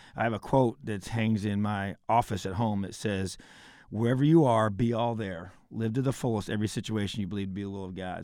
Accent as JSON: {"language": "English", "region": "Indiana", "country": "United States", "said": "This is my home state"}